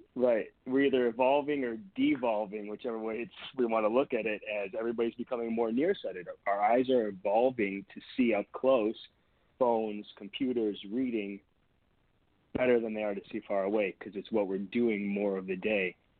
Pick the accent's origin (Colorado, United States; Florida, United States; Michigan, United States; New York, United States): Michigan, United States; near Detroit; moved away as an adult; also born or lived in Boston, Massachusetts; now in California, United States; Now, granted, we live in California. I grew up in Michigan